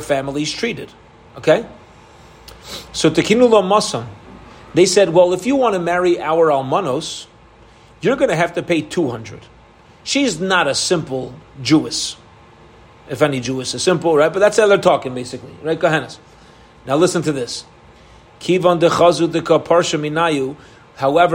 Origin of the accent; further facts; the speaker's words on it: Baltimore, Maryland, United States; I was from Baltimore.